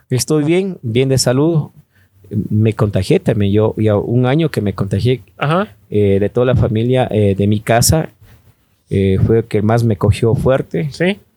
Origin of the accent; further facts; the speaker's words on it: Pichincha, Ecuador; aquí en, Ecuador decimos vecina, vecino. Bueno, más que todo en Quito, ¿no?